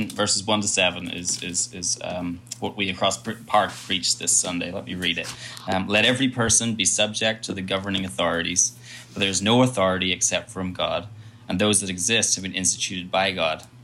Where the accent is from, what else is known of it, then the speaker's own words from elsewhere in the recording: Ireland; I'm, I'm from Ireland, as I've already said. I got, actually have two passports one that says I'm Irish, one that says I'm British.